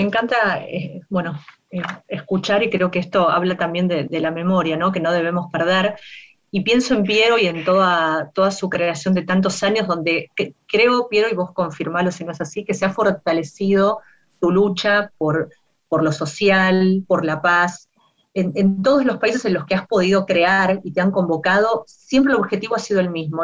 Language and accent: Spanish; Argentina; nuestras radios argentinas